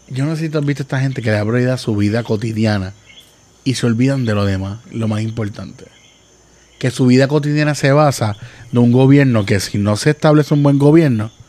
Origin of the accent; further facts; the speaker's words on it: Salinas, Puerto Rico; also born or lived in Ponce; now in San Juan, Puerto Rico; Porque mi mamá era militar y me crié en la de la base, en Salinas, pero nací en Ponce.